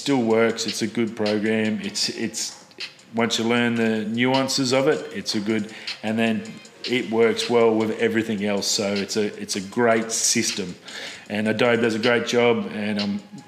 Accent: Australia; as an Australian

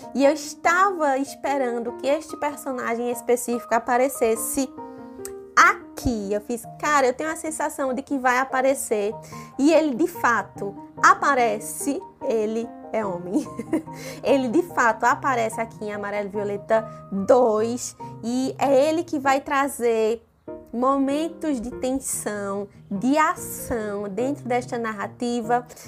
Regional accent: Pernambuco, Brazil; accent: Pernambuco; Eu sei que eu também tenho sotaque. Sotaque de Pernambuco também é forte, bem arrastado

